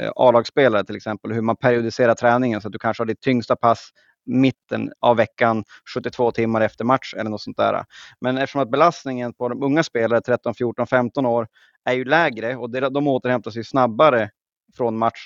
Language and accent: Swedish; Skellefteå, Västerbotten County, Sweden; nu är jag från, de flesta har hört att jag är från Norrland, men från Skellefteå